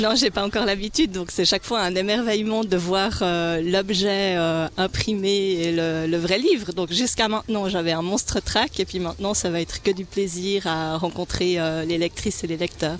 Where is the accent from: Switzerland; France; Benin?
Switzerland; Romandy; accent: Swiss French (helvétismes); j'écris de Suisse romande, en Suisse romande